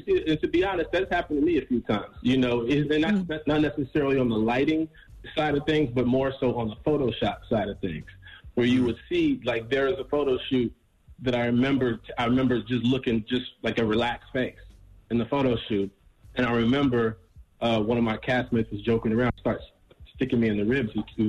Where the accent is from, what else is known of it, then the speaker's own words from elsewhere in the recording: Chicago, Illinois, United States; I'm from the South Side of Chicago, but I moved to the Burbs when I was 15. So I got a little bit of both.